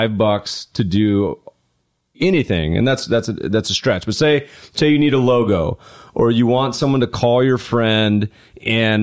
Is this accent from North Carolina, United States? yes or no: yes; North Carolina, United States; now in Los Angeles, United States; I grew up partially in North Carolina.